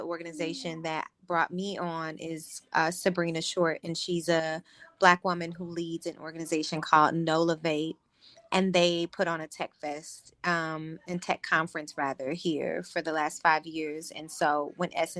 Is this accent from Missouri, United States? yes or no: yes; St. Louis, Missouri, United States; moved away as an adult; also born or lived in Los Angeles, United States; now in New Orleans, United States; I'm born and raised in St. Louis, right up the river.